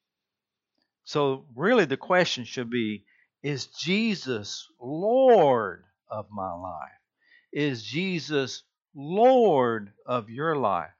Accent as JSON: {"language": "English", "town": "Rincon", "region": "Georgia", "country": "United States", "tie": "born or raised there", "moved": "yes", "said": "I'm originally from Rincon, Georgia, used to be a small Bedouin community of Savannah, Georgia, but now it's grown"}